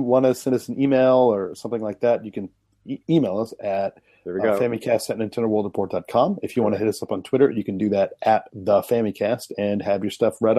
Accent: United States; being from America and just Western cultures

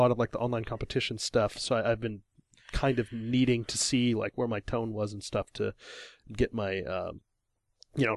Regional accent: Illinois, United States; now in Japan; I'm from Illinois, middle of America

